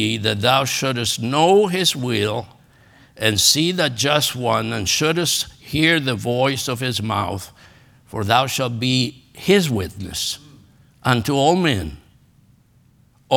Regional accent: Argentina; English is a second language; moved away as an adult; also born or lived in Los Angeles, California; now in United States; Growing up in Argentina

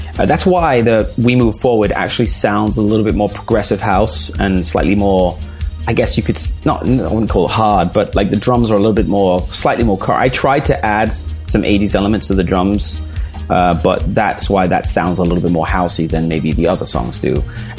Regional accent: Denmark; English is a second language; also born or lived in England; now in Los Angeles, United States; I'm from Denmark originally. I'm born and raised in Denmark. My dad is Scottish, but moved to Denmark like 45 years ago or something.

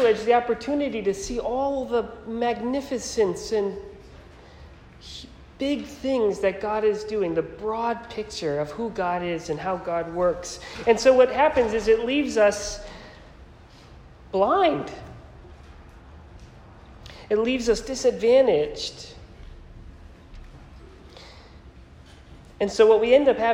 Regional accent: Naugatuck, Connecticut, United States; moved away; also born or lived in Philadelphia; I grew up in Naugatuck, which was just 20 minutes from there

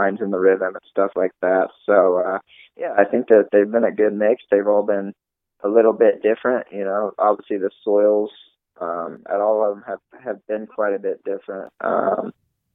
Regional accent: the South, United States; We're both from the South

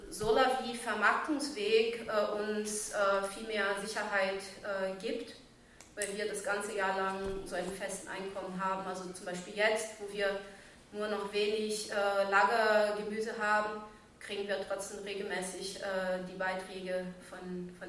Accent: Brazil; now in Germany; Ich komme aber auch in Brasilien aus einer großen Stadt. Ich sage immer mal wieder so, dass ich mindestens zweimal äh, Migrantin bin. So, ne? ich, bin ich bin einmal so von Brasilien nach Deutschland ausgewandert und ich bin von der Stadt aufs Land

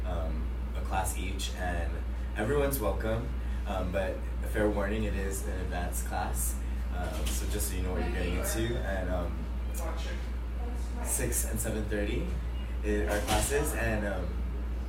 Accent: Hawaii, United States; moved away as an adult; now in Los Angeles, United States; I'm born and raised in Hawaii

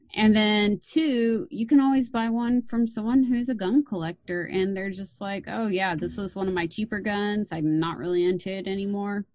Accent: Texas, United States; being a Texan, my dad took me out shooting

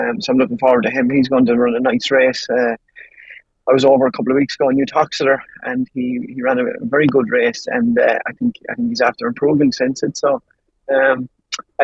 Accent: Ireland

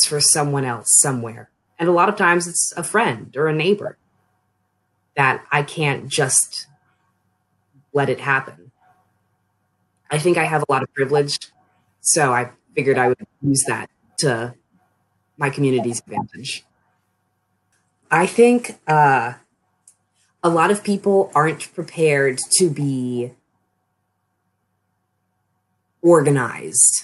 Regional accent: Annapolis, Maryland, United States; moved away as an adult; now in Frostburg, United States; I'm from the Annapolis region of Maryland

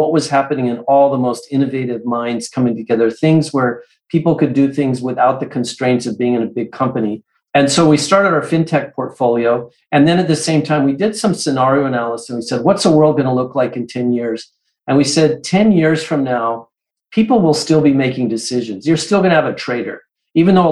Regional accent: Santa Fe, New Mexico, United States; moved away; when I was growing up in Santa Fe, New Mexico as a little kid

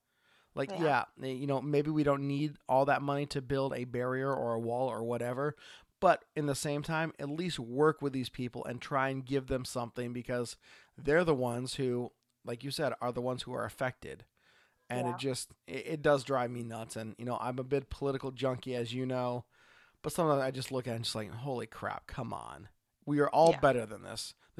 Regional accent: Oregon, United States; from Oregon.

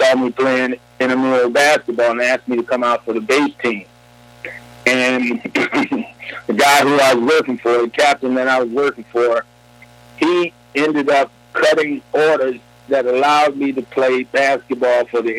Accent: Ecorse, Michigan, United States; moved away as an adult; also born or lived in Conway, Arkansas; I grew up and went to school in Ecorse, Michigan.

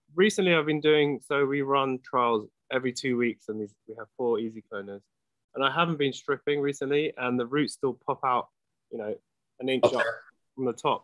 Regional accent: London, United Kingdom; moved away as an adult; now in Los Angeles, United States; I grew up in London. Yeah, so I've been here twenty years.

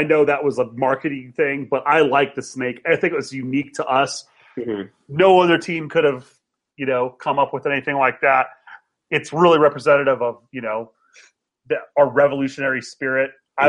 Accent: United States; because I'm American

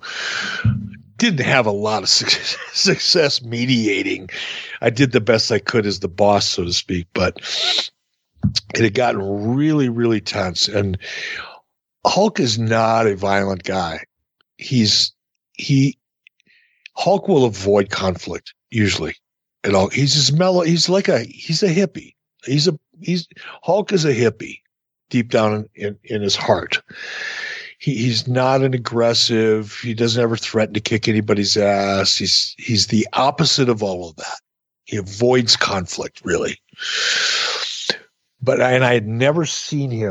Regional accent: Detroit, Michigan, United States; I grew up in Detroit.

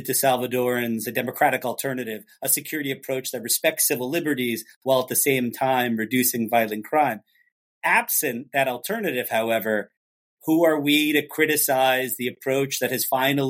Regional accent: Washington, District of Columbia, United States; my hometown of Washington, D.C.

